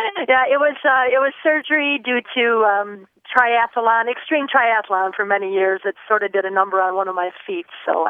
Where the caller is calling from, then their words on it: Traverse City, Michigan, United States; I'm calling today from Traverse City, Michigan.